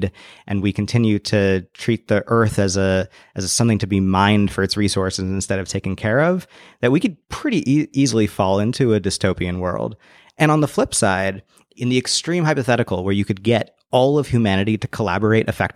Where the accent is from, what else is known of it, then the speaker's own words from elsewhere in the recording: Bay Area, California, United States; I grew up in the Bay Area